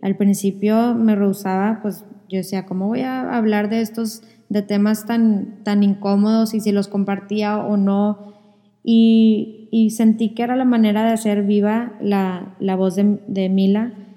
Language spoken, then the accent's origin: Spanish; Monterrey, Nuevo León, Mexico; Los dos somos de Monterrey